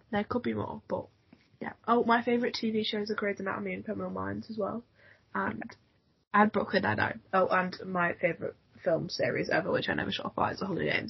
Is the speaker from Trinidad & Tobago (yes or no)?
no; Manchester, North West England, United Kingdom; also born or lived in Cheshire; I'm 17 and I'm from Manchester.